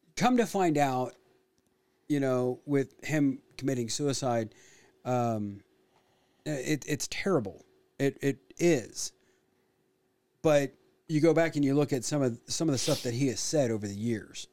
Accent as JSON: {"language": "English", "region": "Illinois", "country": "United States", "tie": "born or raised there", "said": "growing up in Illinois"}